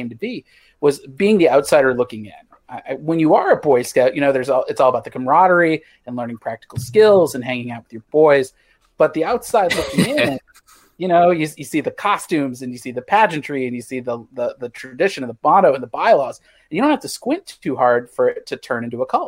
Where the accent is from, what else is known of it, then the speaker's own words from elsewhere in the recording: Missouri, United States; moved away; I grew up in Missouri